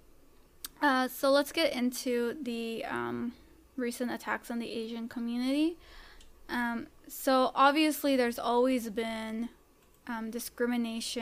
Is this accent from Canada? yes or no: yes; Canada; I was born in Canada, but yes, coming from a Salvadoran family, so I am Latina